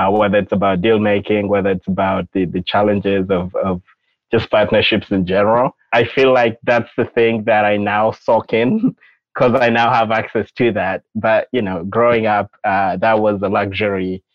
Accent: Uganda; moved away as an adult; now in United States; I grew up in Uganda, and so I came to the U.S. when I was 18 for high school

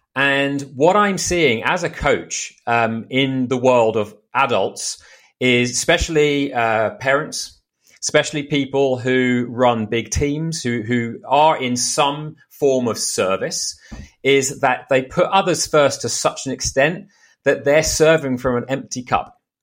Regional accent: United Kingdom; moved away as an adult; now in Austin, United States; I'm British. I've been in the States for two years now.

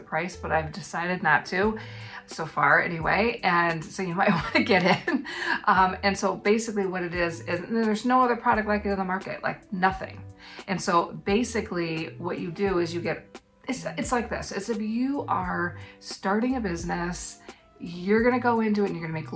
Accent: United States; now in New Zealand; an American living in New Zealand

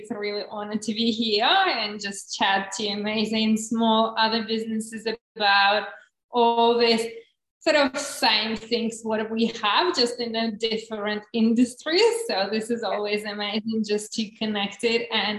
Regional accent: Czechia; English is a second language; also born or lived in Russia; So just in a beginning, I was born in Russia, so this is my …. Is like, you can't get probably more Russian name than that one. But when I was 13, my parents moved to the Czech Republic, so I grew up there and lived there.

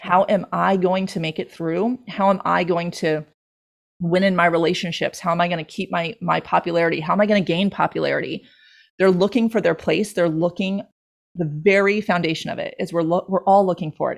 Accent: Long Island, New York, United States; now in Stuart, United States; I grew up on Long Island

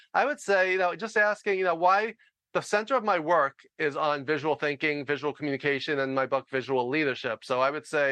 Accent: New York, United States; I talk loud and fast because I'm from New York

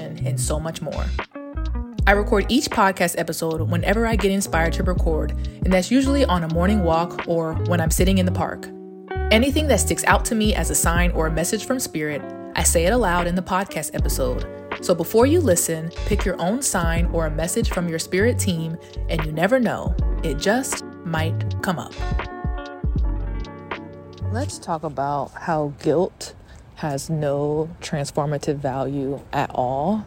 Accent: Stone Mountain, Georgia, United States; also born or lived in Atlanta, Georgia; I am from Stone Mountain, Georgia. I was born in 1991

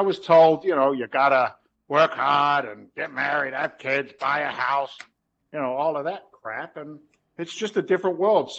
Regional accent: London, United Kingdom; now in United States; I'm an Englishman. I was born in London, but I carry an American passport.

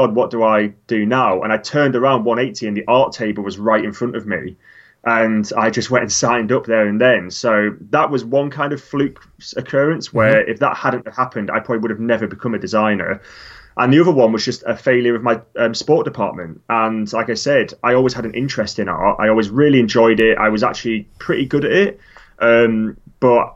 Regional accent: Lake District, North West England, United Kingdom; now in London, United Kingdom; Growing up in the Lake District

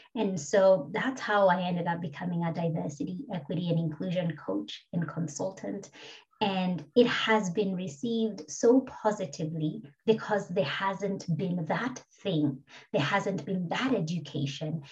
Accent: Kenya; now in Australia; I'm a black migrant woman uh, from Kenya originally

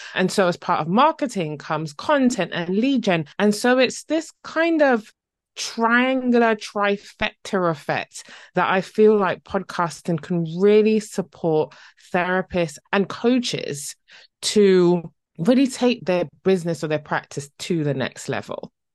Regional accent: Barbados; now in Essex, United Kingdom; originally from the lovely island Barbados in the Caribbean, but now living in the U K

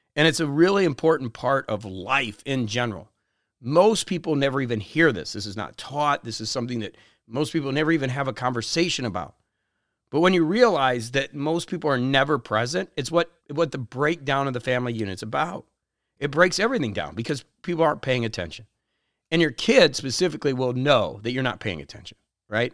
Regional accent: Parkland, Florida, United States; where I grew up in Parkland

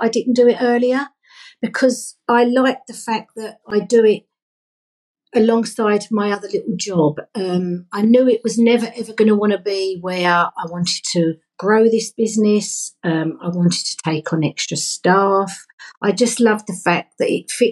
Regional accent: London, United Kingdom; I grew up in London

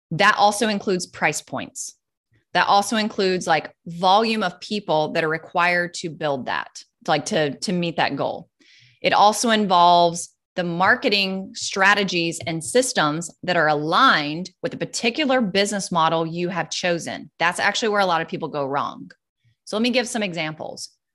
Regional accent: North Carolina, United States; moved away as an adult; also born or lived in California; now in Florida, United States; we moved from North Carolina to California. Then we did it again and moved California to Florida

